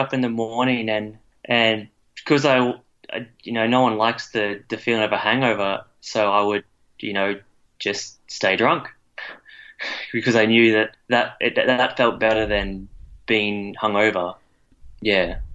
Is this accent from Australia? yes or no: yes; Brisbane, Queensland, Australia; I'm from Brisbane in the state of Queensland, Australia.